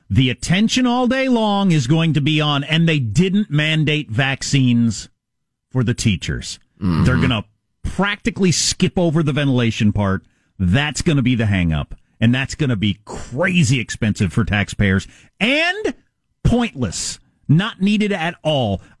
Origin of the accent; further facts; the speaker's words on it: Illinois, United States; also born or lived in New Jersey; I grew up in Illinois.